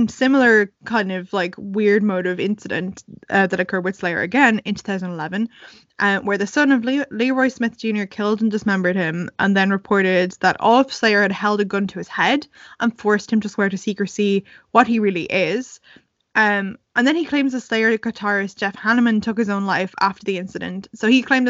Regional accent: Ireland; We're Irish

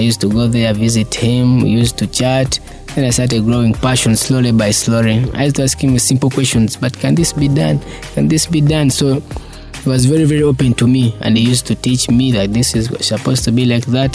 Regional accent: Kampala, Central Region, Uganda; I was born and bred in Kamocha. I'm a boy of Kamocha

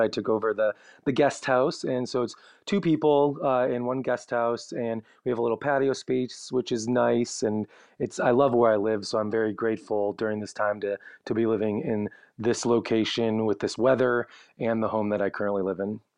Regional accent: Chicago, Illinois, United States; now in Los Angeles, United States; I'm from Chicago, my family's all in the Midwest area.

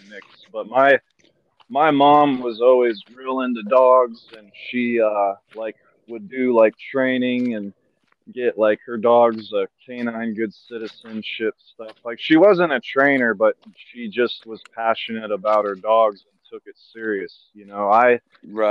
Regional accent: Concord, California, United States; also born or lived in Danville, California; I grew up in Concord

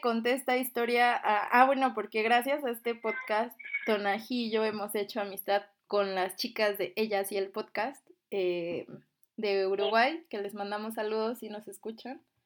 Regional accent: Mexico; somos mexicanos

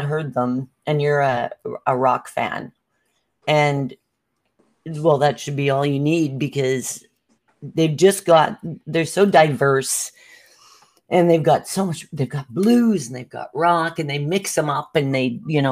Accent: Saskatchewan, Canada; I'm from Saskatchewan

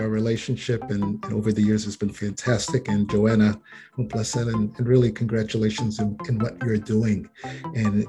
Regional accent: New York City, New York, United States; as a Puerto Ricano, I came with, you know, growing up in the Bronx

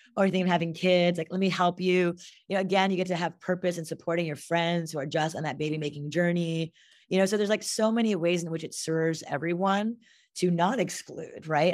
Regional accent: Montreal, Quebec, Canada; moved away; I'm half Indian, half Japanese from Montreal, Canada

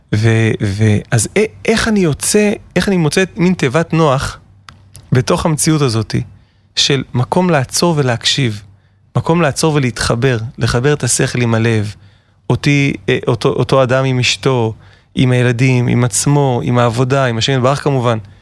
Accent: Herzliya, Tel Aviv District, Israel; אני בעצם גדלתי בתל אביב, בהרצליה פיתוח

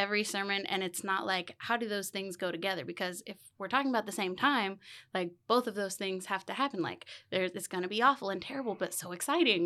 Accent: Keene, Texas, United States; I am born and raised Keenite. I have spent pretty much my entire life in Keene

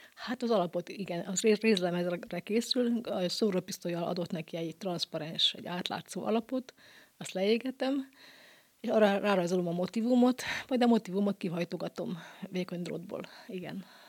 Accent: Bonyhád, Tolna, Hungary; kilencvenkettőtől Bonyhádon három évente van lehetőségem kiállítani a szülővárosomban

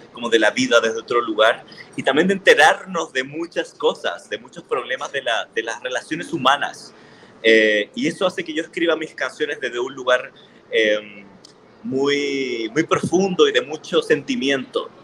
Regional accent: Chile; moved away as an adult; now in Mexico City, Mexico; Soy un artista chileno que vive en Ciudad de México particularmente hace cinco años ya

